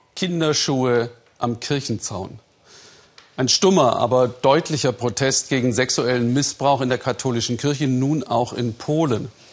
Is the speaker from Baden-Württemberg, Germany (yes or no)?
yes; Ländle, Baden-Württemberg, Germany; ich stamme aus dem Land der Kehrwoche, auch Ländle genannt